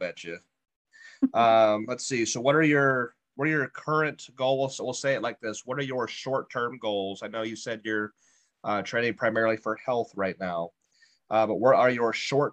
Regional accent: Ohio, United States; We're from Ohio as well

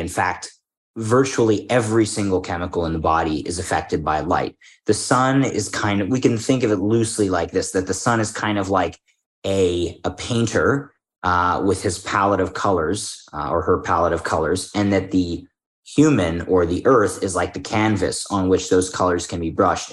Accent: Philadelphia, Pennsylvania, United States; moved away; I'm from Philadelphia originally

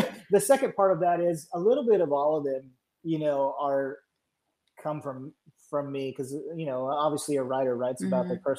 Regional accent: Georgia, United States; I'm from Georgia, but all my relatives are from Pennsylvania

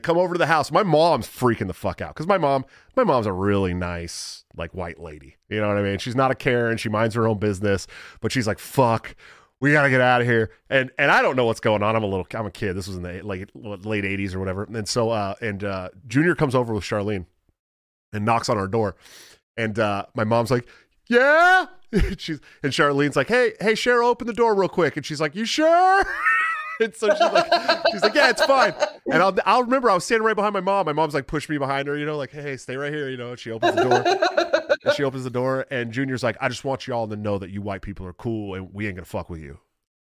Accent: California, United States; I'm from California

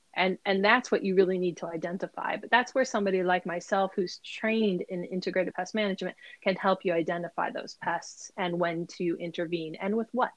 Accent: Ohio, United States; now in Maryland, United States; I grew up in Ohio um, on a farm, a small farm

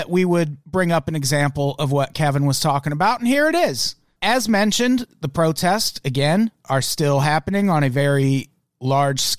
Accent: Australia; I'm from Australia

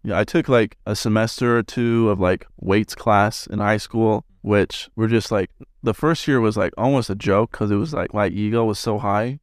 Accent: West Jordan, Utah, United States; I'm from West Jordan

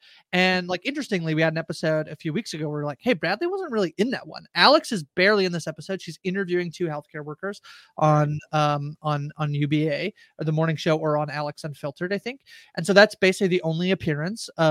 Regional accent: Canada; I'm Canadian

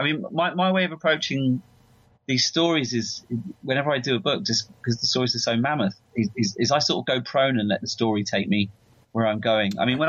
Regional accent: London, United Kingdom; And I'm from London. I'm not from California, and I wasn't there when it happened.

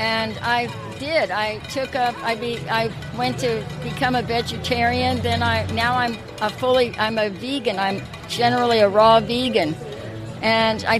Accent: Oakland, California, United States; I live in Oakland. I grew up in Oakland

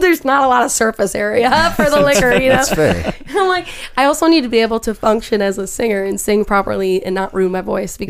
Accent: Minnesota, United States; I'm from Minnesota

